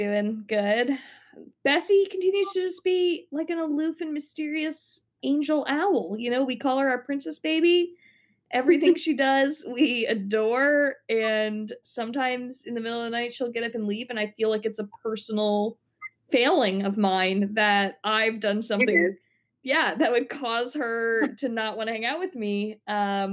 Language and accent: English; Long Island, New York, United States; someone we grew up with back on Long Island